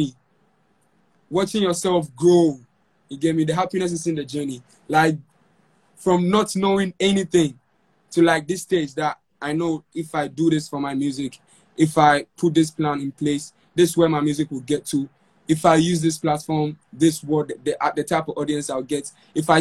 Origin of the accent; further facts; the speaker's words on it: Konongo, Ashanti, Ghana; my hometown, Konongo